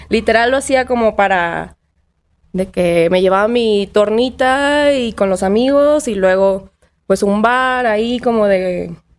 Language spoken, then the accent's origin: Spanish; Tampico, Tamaulipas, Mexico; moved away; also born or lived in Monterrey; Crecí en Tampico, una playa tropical.